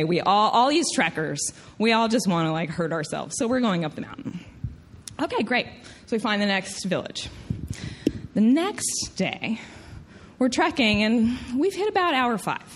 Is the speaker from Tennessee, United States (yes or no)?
yes; Tennessee, United States; accent: southern; I'm from Tennessee, I get a southern accent